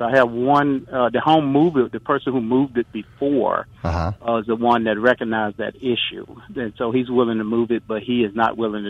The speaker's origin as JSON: {"language": "English", "town": "Roxie", "region": "Mississippi", "country": "United States", "tie": "born or raised there", "moved": "yes", "said": "I grew up in this area, but I recently moved back."}